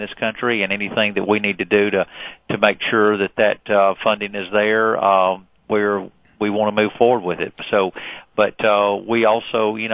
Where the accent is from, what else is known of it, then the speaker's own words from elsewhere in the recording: Alabama, United States; a state like Alabama, my home state